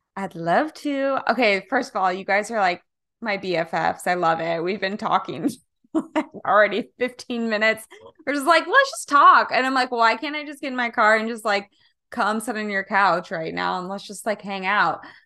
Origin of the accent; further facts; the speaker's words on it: Kansas, United States; now in California, United States; I'm originally from Kansas